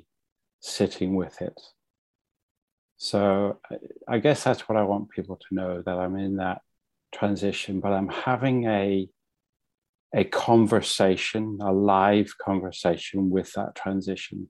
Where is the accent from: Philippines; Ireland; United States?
Ireland; now in London, United Kingdom; I'm from Ireland originally. I'm married with three children and live in London